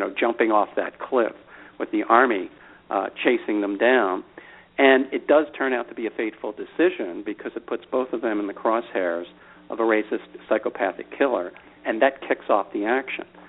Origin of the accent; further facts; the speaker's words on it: Philadelphia, Pennsylvania, United States; Grew up in Philadelphia